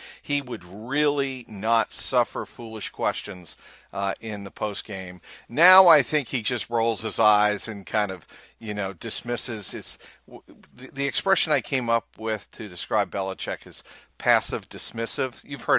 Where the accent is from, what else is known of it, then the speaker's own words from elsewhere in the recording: Cincinnati, Ohio, United States; moved away; I'm from Cincinnati. Grew up, you know, a very loyal Cincinnati Bengal fan